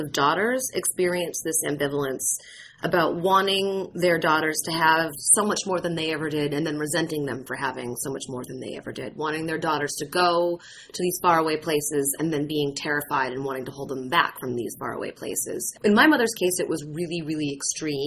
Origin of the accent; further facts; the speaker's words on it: Danvers, Massachusetts, United States; my hometown, Danvers, which was then Salem Village.